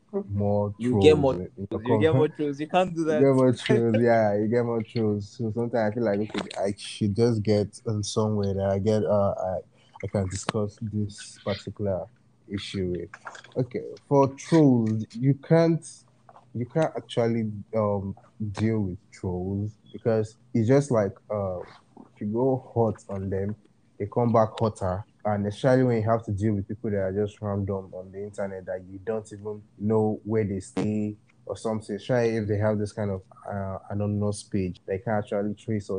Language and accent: English; Akwa Ibom, Nigeria; I'm from Akwa Ibom